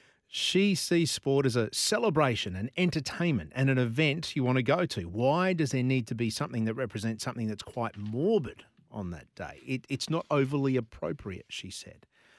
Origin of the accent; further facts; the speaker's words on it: Australia; But the one thing I am is Australian